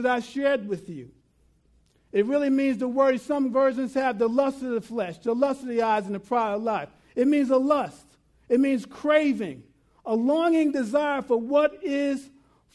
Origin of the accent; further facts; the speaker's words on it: New York City, New York, United States; growing up, had a big yard. I'm from New York City, lived in South Ozone Park, had a great yard